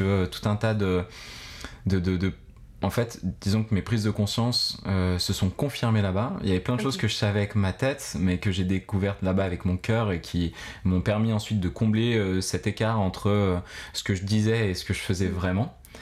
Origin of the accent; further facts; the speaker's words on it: Grenoble, Auvergne-Rhône-Alpes, France; moved away as an adult; also born or lived in Bogotá, Colombia / Philippines; je suis un grenoblois d'origine de 33 mhm. ans